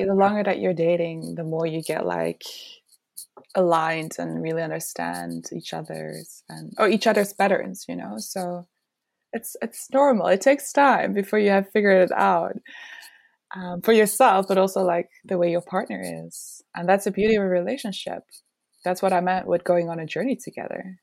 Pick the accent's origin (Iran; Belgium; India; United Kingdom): Belgium; moved away; I'm originally from Belgium